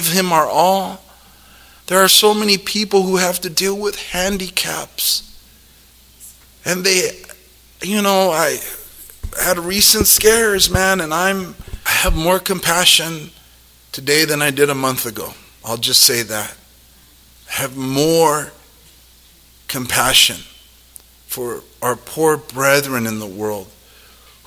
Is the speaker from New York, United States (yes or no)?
no; South El Monte, California, United States; I grew up in South El Monte in Gangsterville